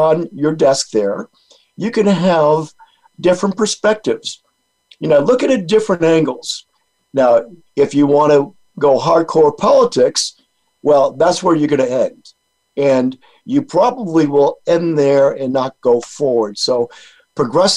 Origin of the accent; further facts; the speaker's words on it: Rhode Island, United States; moved away; I'm from Rhode Island originally, and I go back to Rhode Island, and it's almost like going back in time. My high school buddies